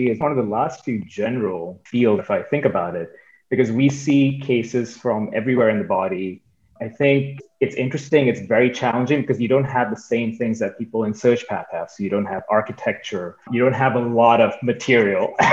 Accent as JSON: {"language": "English", "country": "India", "tie": "born or raised there", "also_born_or_lived": "Michigan / California / New York", "lives_now": "Boston, United States", "said": "I grew up in India for a while, and then I was in Michigan for a while. Then I went to California."}